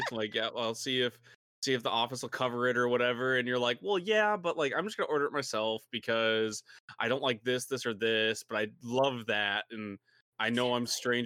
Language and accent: English; Michigan, United States; We're from Michigan.